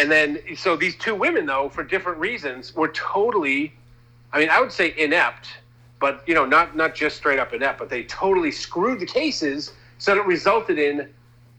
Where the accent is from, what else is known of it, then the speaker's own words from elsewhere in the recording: Massachusetts, United States; I'm from Massachusetts